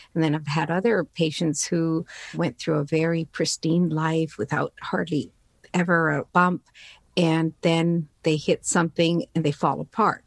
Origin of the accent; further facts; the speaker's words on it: Newfoundland and Labrador, Canada; English is a second language; I immigrated here with my family to Newfoundland on the east coast of Canada back in 1967.